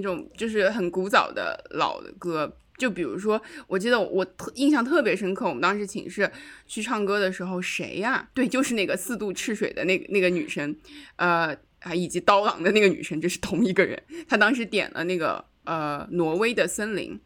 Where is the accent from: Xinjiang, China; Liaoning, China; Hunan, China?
Xinjiang, China; moved away; 我是新疆的